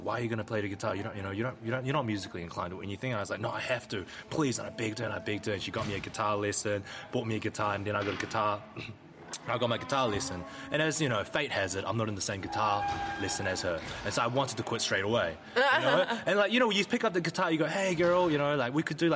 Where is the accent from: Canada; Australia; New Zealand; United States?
New Zealand; Whangaparaoa, Auckland; born or raised there